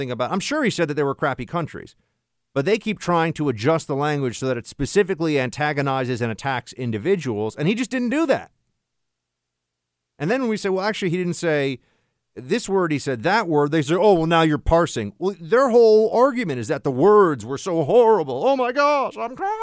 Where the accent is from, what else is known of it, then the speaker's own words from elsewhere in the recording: New York City, New York, United States; here in New York City